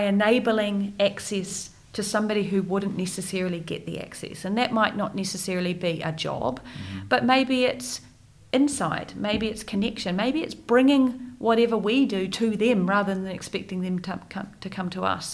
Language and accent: English; Wellington, New Zealand; moved away as an adult; born and raised in Wellington